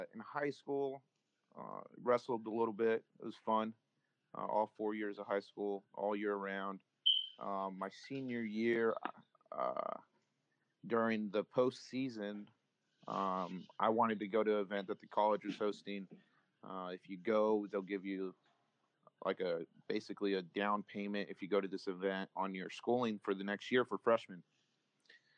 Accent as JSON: {"language": "English", "town": "Tulare", "region": "California", "country": "United States", "tie": "born or raised there", "also_born_or_lived": "Santa Maria, California / Ridgecrest, California", "said": "we moved to Tulare. We've been here since, I want to say, the second grade. I was probably about 7 years old"}